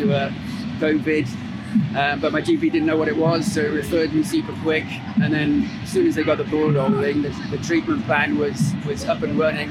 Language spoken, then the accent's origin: English; Cardiff, Wales, United Kingdom; I'm from Cardiff.